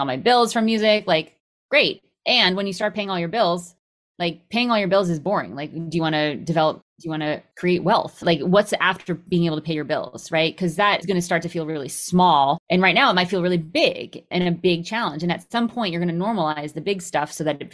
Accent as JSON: {"language": "English", "region": "Connecticut", "country": "United States", "tie": "born or raised there", "said": "growing up in Connecticut"}